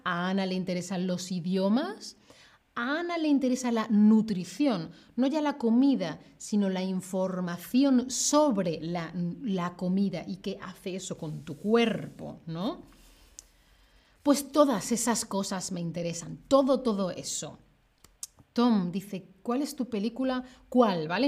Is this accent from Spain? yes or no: yes; Seville, Andalusia, Spain; yo soy de Sevilla